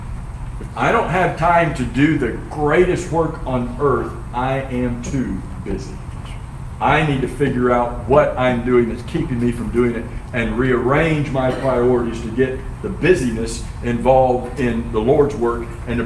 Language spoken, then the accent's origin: English; Florida, United States; I'm from Florida